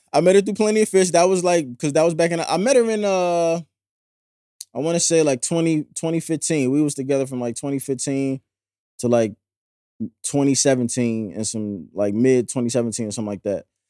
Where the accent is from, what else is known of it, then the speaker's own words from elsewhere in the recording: St. Louis, Missouri, United States; now in Philadelphia, United States; I'm from Saint Louis, I live in Philly